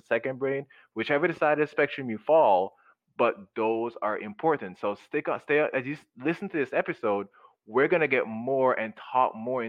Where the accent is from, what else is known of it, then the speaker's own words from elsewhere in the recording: Jamaica; moved away; when I was growing up in Jamaica